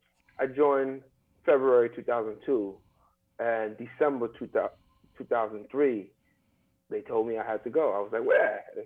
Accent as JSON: {"language": "English", "town": "New York City", "region": "New York", "country": "United States", "tie": "born or raised there", "said": "So my journey, I'm born and raised New Yorker. Born in Brooklyn, raised in Brooklyn. I even went to Brooklyn College."}